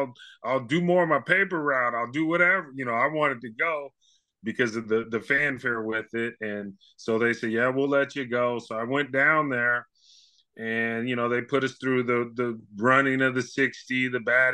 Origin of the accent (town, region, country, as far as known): Novato, California, United States